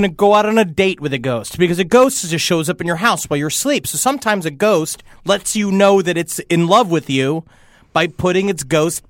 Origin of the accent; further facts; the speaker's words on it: Ireland; I'm quite Irish.